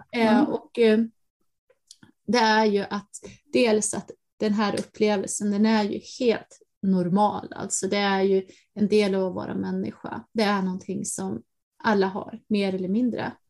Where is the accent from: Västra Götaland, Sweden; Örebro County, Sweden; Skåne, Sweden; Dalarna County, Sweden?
Dalarna County, Sweden; från skogarna i Dalarna där jag växte upp